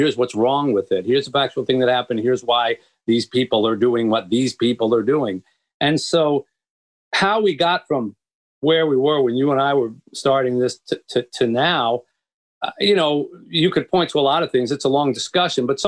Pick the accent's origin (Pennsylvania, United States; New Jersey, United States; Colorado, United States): Pennsylvania, United States; Philadelphia; moved away as an adult; also born or lived in Boston / New York / Florida; now in Detroit, United States; But I was raised in the East. And I grew up in Philadelphia.